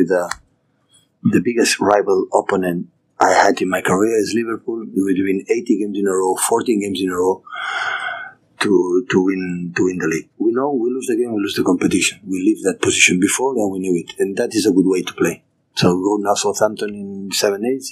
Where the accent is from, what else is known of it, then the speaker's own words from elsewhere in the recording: Barcelona, Catalonia, Spain; English is a second language; moved away; my hometown, my country, Catalonia, Barcelona